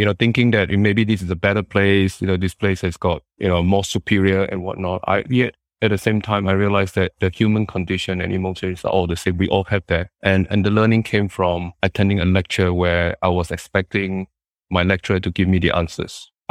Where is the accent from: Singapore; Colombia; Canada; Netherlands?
Singapore; I {S0} came from Singapore.